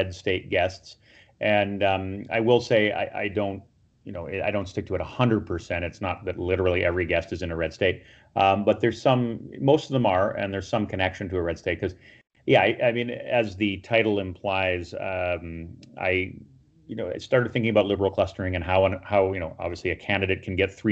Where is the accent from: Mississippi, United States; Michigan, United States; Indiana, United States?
Michigan, United States; my home state of Michigan